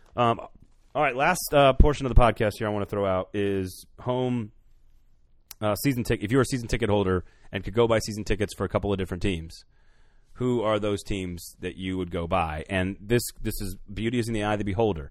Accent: Madison, Wisconsin, United States; My home City, my home state, Madison, Wisconsin

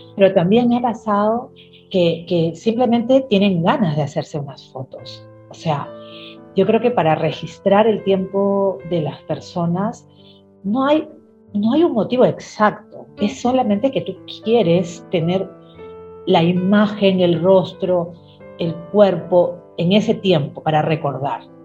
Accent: Chimbote, Ancash, Peru; also born or lived in Trujillo, Peru; now in Lima, Peru; Yo nací en la ciudad de Trujillo, aquí en Perú, en la ciudad de la primavera, pero desde muy pequeñita me fui a vivir a la ciudad de Chimbote

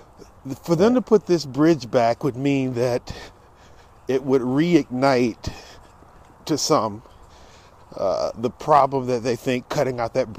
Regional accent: Norfolk, Virginia, United States; born there; I know where I was born in Norfolk. I was born at DePaul Medical Center.

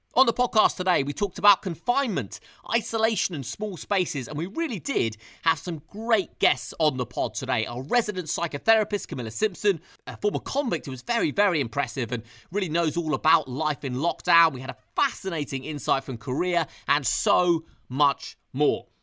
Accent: London, United Kingdom; being a Londoner and having boots on the ground here

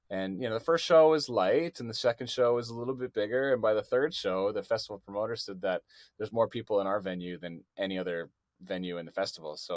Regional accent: Canada; I think they, they think it's cool that I'm from Canada.

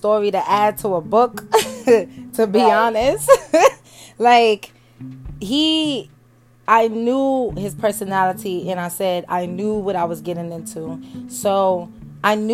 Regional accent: New York, United States; moved away; I was born and raised in New York, from Brooklyn.

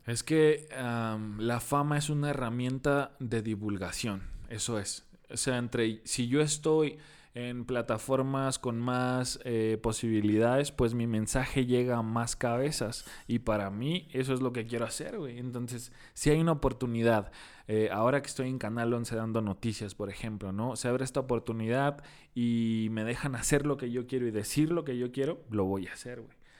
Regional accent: Tijuana, Baja California, Mexico; ¿no eres de aquí? Le digo, no. ¿De dónde vienes? De Tijuana.

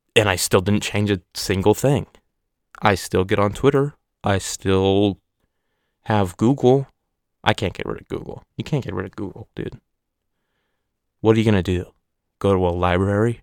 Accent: Oregon, United States; I'm from Oregon

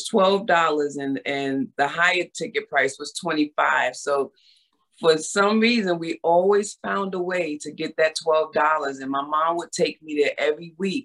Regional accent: New York City, New York, United States; also born or lived in Harlem, New York; I grew up in the Bronx

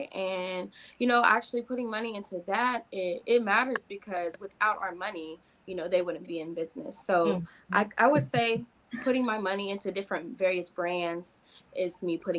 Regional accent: Missouri, United States; moved away as an adult; now in Louisiana, United States; I am in college and I'm from Missouri, but I live in Louisiana right now.

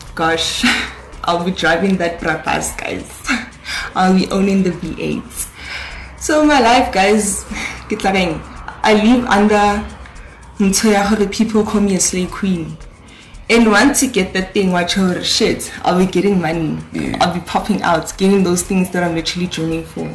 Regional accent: Johannesburg, Gauteng, South Africa; I'm from the Lenasia South

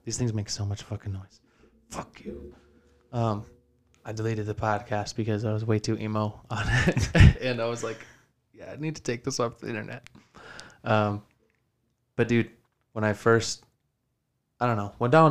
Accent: United States; as an American

